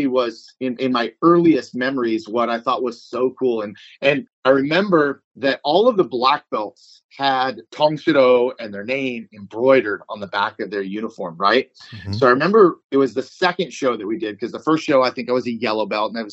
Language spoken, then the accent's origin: English; Newbury Park, California, United States; also born or lived in Thousand Oaks, California; Bill Poet had a school in Newbury Park, California. That's my hometown.